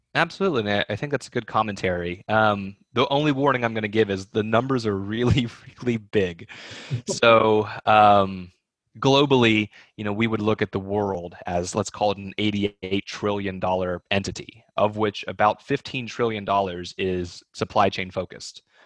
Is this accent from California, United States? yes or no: no; East Texas, United States; moved away; also born or lived in Hong Kong; half Chinese and half Swedish and growing up in East Texas